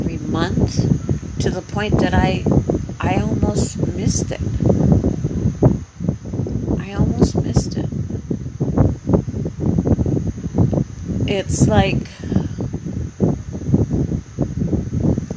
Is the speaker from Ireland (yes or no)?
no; Canada; moved away as an adult; now in Panama; I'm from Canada